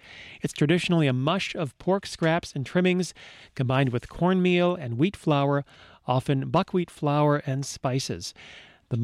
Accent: Maryland, United States; moved away; when I lived in Maryland as a kid.

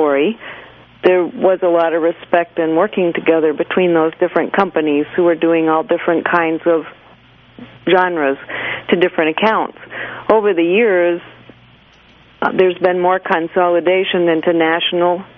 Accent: Maine, United States; I was a kid growing up in Maine

